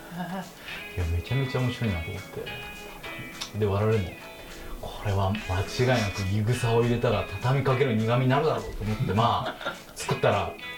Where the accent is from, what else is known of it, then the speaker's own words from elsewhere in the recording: Osaka, Japan; 大阪出身なんです